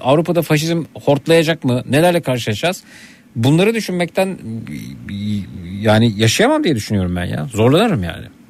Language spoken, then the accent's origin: Turkish; Şile, Istanbul, Turkey; Ben işte bir yanımda Şileliyim